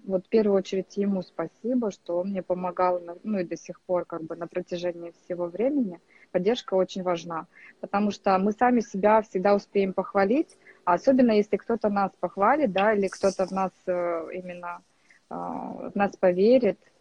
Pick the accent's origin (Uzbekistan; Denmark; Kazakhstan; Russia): Kazakhstan; moved away as an adult; now in Turkey; я сама из Казахстана, из очень маленького городка, из области, можно сказать, где, в принципе, все и начиналось